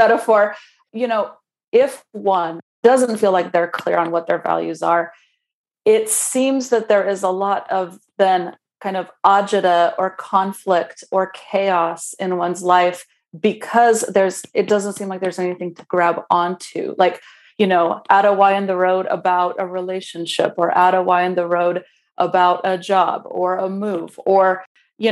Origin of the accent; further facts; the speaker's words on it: Romania; English is a second language; moved away; as a baby 10-year-old in communist Romania